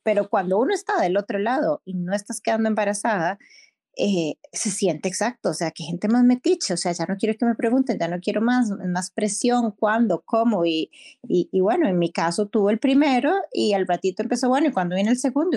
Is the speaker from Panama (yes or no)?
no; Costa Rica; yo soy de Costa Rica